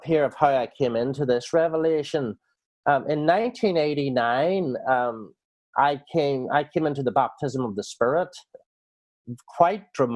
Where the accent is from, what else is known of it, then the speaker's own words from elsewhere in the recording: Northern Ireland, United Kingdom; now in New Zealand; I was brought up in Northern Ireland